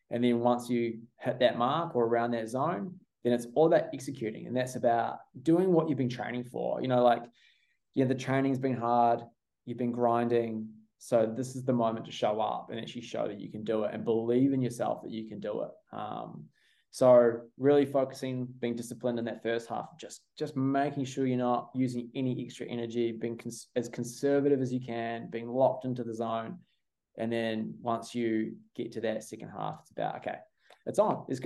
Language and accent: English; New Zealand; now in Australia; I think my allegiance is definitely I'm a I'm a Kiwi